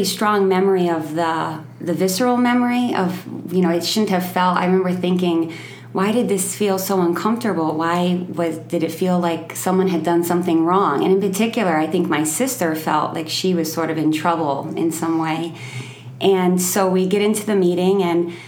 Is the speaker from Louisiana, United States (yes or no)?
no; New York, United States; moved away as an adult; also born or lived in Albany, New York / Molokai, Hawaii; I'm from New York. I was living in Albany, New York at the time